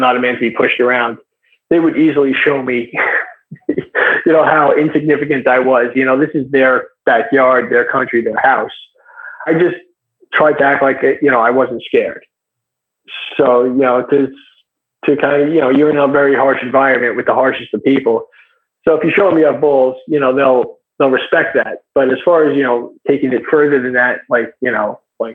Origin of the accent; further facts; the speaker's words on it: United States; I'm American, I'm a white guy